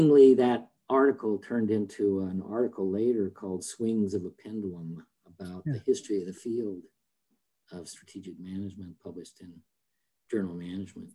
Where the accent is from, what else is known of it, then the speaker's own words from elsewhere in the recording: Salt Lake City, Utah, United States; I grew up in Salt Lake City, Utah